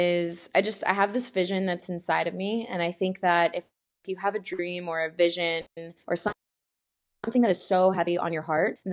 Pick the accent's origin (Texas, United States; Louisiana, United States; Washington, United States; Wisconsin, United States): Texas, United States; Houston; moved away as an adult; now in Venice, California, United States; I am from Houston, Texas. That's where I was born and raised. And then I moved out to California about 5 years ago. So now I'm in Venice, California